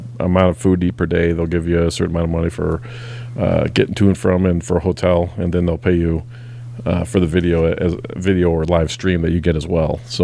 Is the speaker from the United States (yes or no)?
yes; Chicago, Illinois, United States; now in southern Nebraska, United States; I'm from Chicago originally